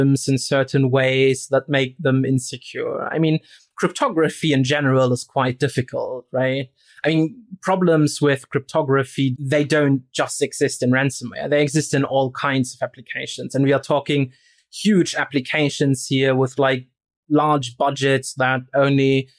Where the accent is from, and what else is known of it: Rostock, Mecklenburg-Vorpommern, Germany; moved away